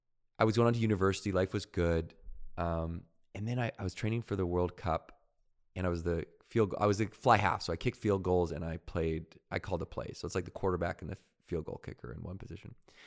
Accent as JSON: {"language": "English", "town": "Victoria", "region": "British Columbia", "country": "Canada", "tie": "born or raised there", "said": "I grew up in Victoria, BC."}